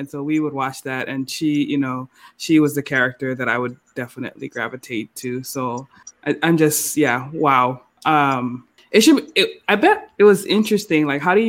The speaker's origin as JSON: {"language": "English", "region": "Hawaii", "country": "United States", "said": "I'm Hawaiian"}